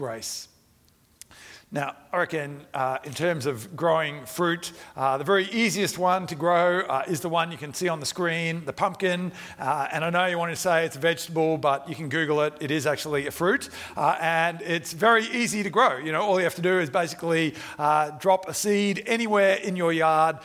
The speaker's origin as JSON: {"language": "English", "country": "India", "tie": "born or raised there", "moved": "yes", "said": "I grew up in India"}